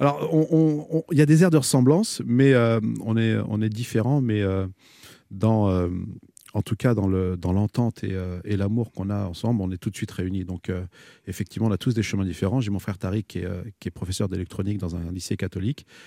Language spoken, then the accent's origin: French; France; je suis né ici, je suis un isicien.